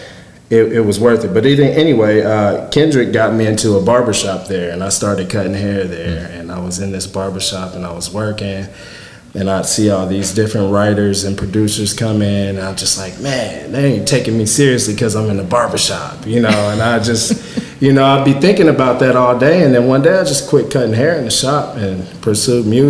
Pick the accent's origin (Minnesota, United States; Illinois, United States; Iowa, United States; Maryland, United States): Illinois, United States; Marion; moved away as an adult; Mine are here in Marion, and I just wanted to do some cool stuff in my hometown